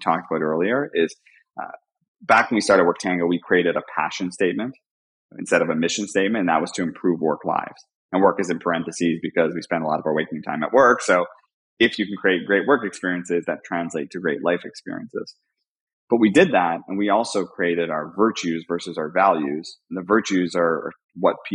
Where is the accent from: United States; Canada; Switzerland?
Canada; I'm Canadian